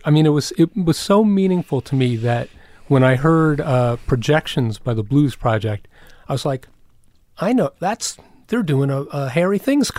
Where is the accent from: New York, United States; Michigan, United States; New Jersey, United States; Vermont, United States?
New York, United States; Croton-on-Hudson; also born or lived in Queens, New York; I was born in Queens, and my family moved to Westchester immediately, so I have no memory of Queens.